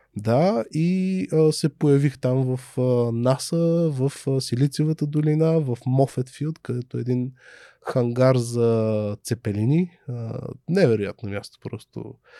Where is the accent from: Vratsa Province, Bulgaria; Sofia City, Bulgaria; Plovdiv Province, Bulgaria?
Sofia City, Bulgaria; Sofia; аз съм отраснал в Люлин